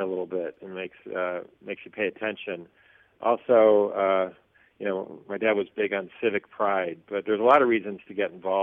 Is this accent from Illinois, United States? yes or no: yes; Chicago, Illinois, United States; I grew up living in the Hyatt Regency Chicago